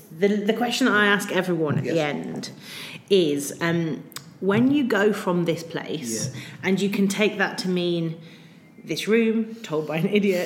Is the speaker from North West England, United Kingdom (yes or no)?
no; Wolverhampton, West Midlands, United Kingdom; I'm from Wolverhampton